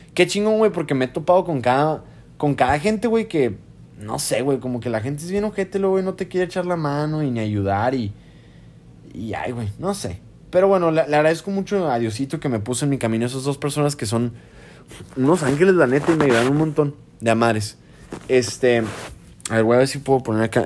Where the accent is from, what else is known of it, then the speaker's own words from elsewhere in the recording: Mexico; moved away as an adult; now in Houston, United States; soy un IMG de México